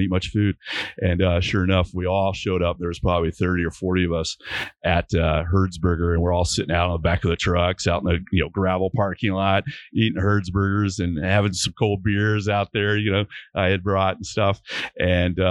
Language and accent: English; Dallas, Texas, United States; I grew up in Dallas, Texas